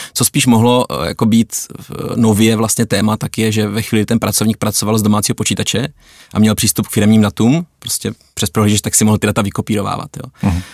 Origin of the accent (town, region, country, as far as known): Czechia